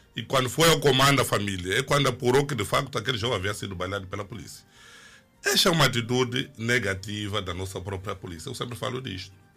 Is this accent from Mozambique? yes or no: yes; Mozambique; aqui em Moçambique